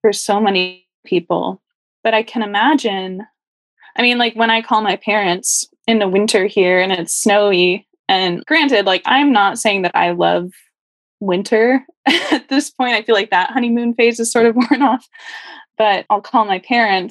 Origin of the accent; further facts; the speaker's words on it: California, United States; moved away; I grew up in California